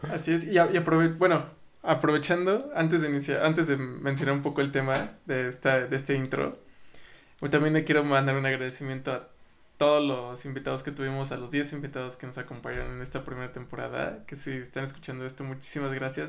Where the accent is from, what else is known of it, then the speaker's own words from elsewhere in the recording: Mexico; nosotros como mexicanos